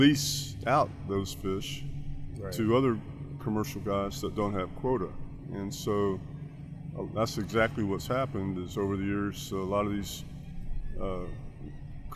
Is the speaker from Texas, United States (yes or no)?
yes; Texas, United States; I'm from Texas